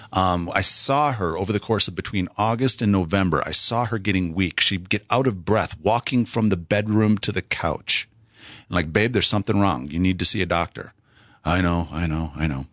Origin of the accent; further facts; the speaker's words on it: South Central Wisconsin, United States; moved away; I grew up in Wisconsin, South Central Wisconsin, and, uh, just thirty miles straight north of Madison